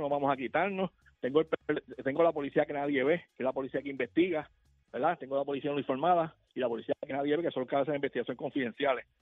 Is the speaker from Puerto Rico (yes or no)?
yes; Puerto Rico; Nosotros todos vivimos aquí en Puerto Rico